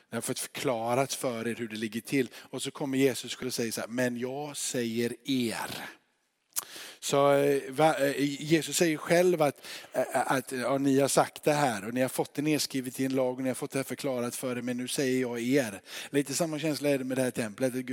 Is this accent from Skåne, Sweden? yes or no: yes; Örkelljunga, Skåne, Sweden; Och jag är från Örkelljunga.